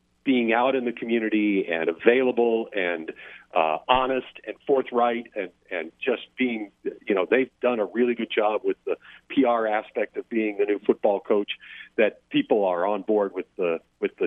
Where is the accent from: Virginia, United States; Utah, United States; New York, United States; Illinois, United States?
Illinois, United States; southern; also born or lived in Detroit area, Michigan; now in Lake Charles, United States; I was born in Michigan, in a suburb of Detroit, but moved to southern Illinois when I was a kid, and so I was basically across the river from St. Louis.